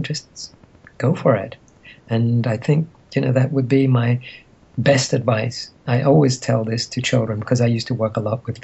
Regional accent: Egypt; moved away; I grew up in Egypt during a time when there was turmoil

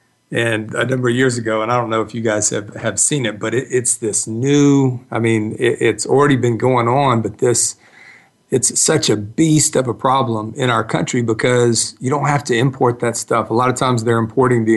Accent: East Cobb, Georgia, United States; I grew up in East Cobb

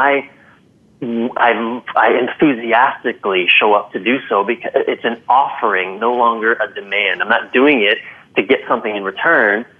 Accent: Maryland, United States; moved away; I'm from Maryland, and I went home to visit many months ago

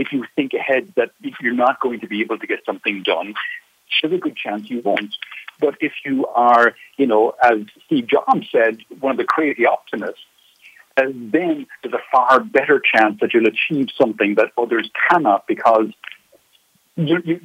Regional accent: Ireland; now in Seville, Spain; I'm from Ireland

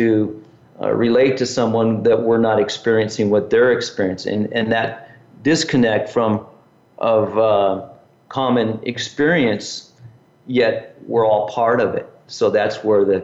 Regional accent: Southern California, United States; growing up in Southern California

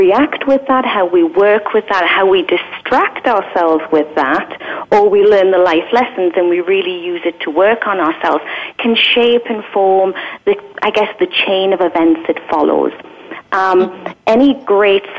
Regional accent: England, United Kingdom; I was from England.

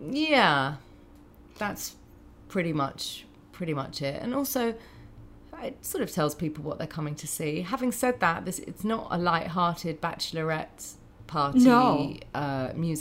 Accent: United Kingdom; now in United States; being a Brit in America

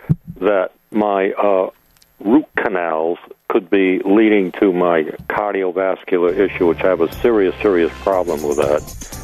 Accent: Rhode Island, United States; I'm from Rhode Island, not New York

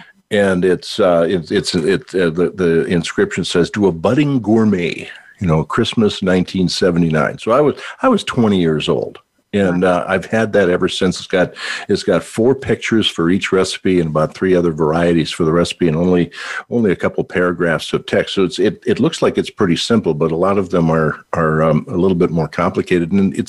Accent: Minnesota, United States; accent: Minnesotan; I'm having a Minnesotan accent. Minnesota.

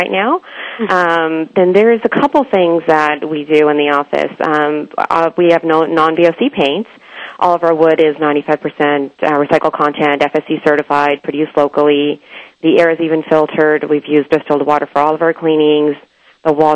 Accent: Bay Area, California, United States; also born or lived in India; I grew up in the Bay Area here

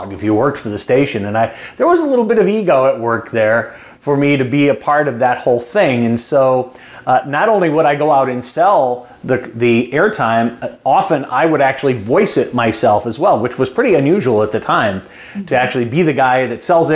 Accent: Kankakee County, Illinois, United States; my hometown of Kankakee County, which is just about an hour south of Chicago

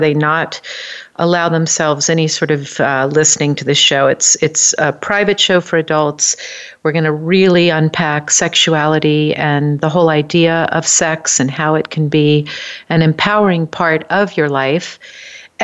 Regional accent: New Orleans, Louisiana, United States; I grew up in New Orleans

